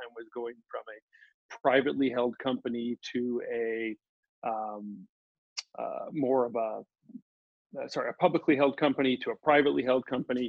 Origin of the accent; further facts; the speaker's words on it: Omaha, Nebraska, United States; moved away as an adult; also born or lived in St. Louis, Missouri; Grew up in Omaha, Nebraska, ended up going to University of Nebraska